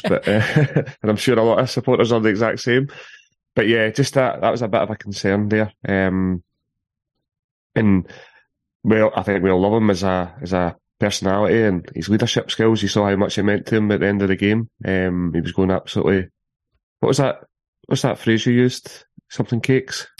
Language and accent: English; Paisley, Scotland, United Kingdom; I'm from Paisley